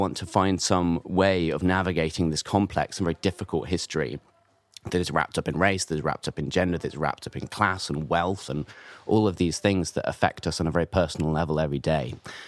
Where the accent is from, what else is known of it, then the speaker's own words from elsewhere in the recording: United Kingdom; we're British